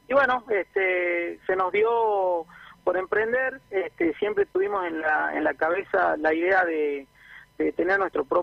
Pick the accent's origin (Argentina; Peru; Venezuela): Argentina; Jujuy; los dos somos de Jujuy, pero bueno, nos conocimos en Córdoba en la facultad.